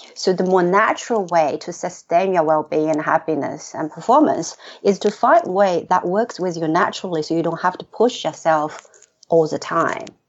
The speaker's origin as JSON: {"language": "English", "country": "China", "tie": "born or raised there", "moved": "as an adult", "lives_now": "Sydney, Australia", "said": "I grew up in China"}